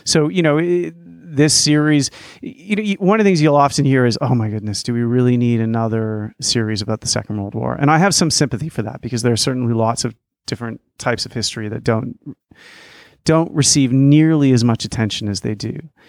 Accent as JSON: {"language": "English", "country": "Canada", "tie": "born there", "said": "I was born in Canada in 1975. And, you know, our country during that time, there have been people who've been off to fight in wars."}